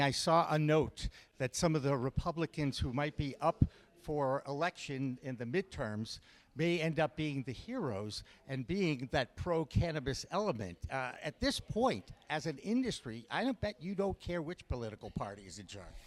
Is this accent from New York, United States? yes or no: no; Massachusetts, United States; I'm from Massachusetts